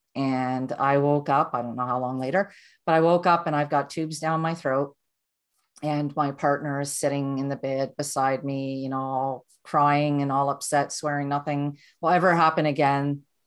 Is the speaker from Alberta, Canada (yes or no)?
no; Durham, Ontario, Canada; I was born and raised in Ontario, and I grew up in a small town called Durham, and it's not Durham region, it's the town of Durham.